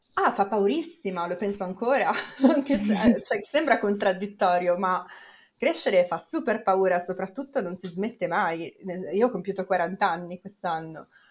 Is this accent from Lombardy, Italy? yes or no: yes; Milan, Lombardy, Italy; io per esempio sono cresciuta a Milano